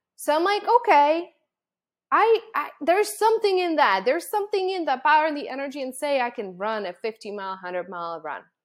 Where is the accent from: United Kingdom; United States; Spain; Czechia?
Czechia; moved away; I was born and raised in the Czech Republic